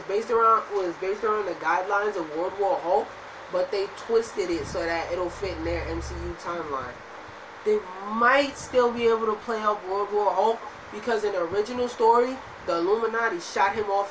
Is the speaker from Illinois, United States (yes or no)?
no; New York City, New York, United States; I'm from Brooklyn